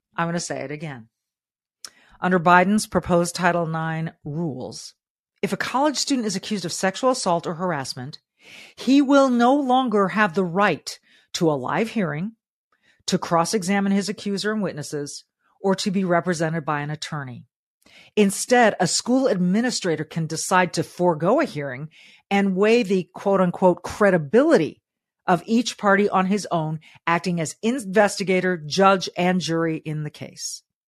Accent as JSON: {"language": "English", "region": "Southern California", "country": "United States", "tie": "born or raised there", "said": "I was raised in Southern California"}